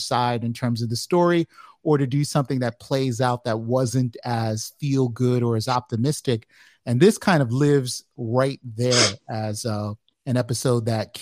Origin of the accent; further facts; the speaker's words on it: United States; as an American